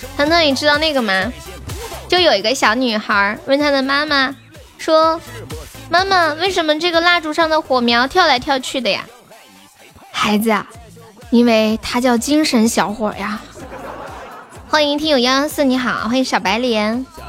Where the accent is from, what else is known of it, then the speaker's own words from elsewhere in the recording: Sichuan, China; accent: Sichuanese; 我们四川话说给你一脚就给你一酒